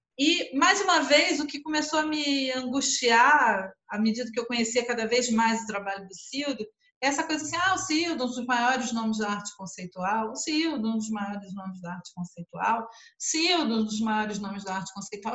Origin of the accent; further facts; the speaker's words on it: Brazil; a nossa língua, embora falada por muita gente, é uma língua exilada